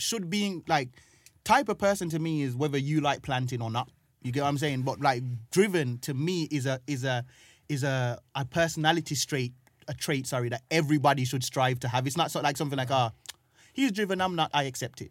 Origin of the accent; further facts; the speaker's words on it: Jamaica; also born or lived in Birmingham, United Kingdom; now in London, United Kingdom; I was growing up in Jamaica, and the part of Jamaica that I was growing up in, I had to walk down the road to get water